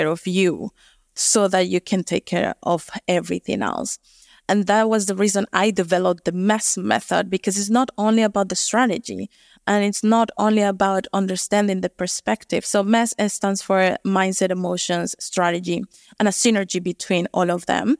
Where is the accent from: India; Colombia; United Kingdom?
Colombia; moved away as an adult; also born or lived in United States; now in New Zealand; I'm originally from Colombia